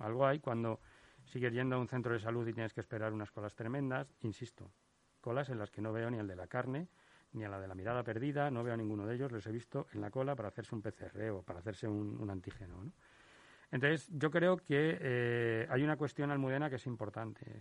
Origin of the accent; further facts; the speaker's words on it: Madrid, Community of Madrid, Spain; como ciudadano madrileño, como español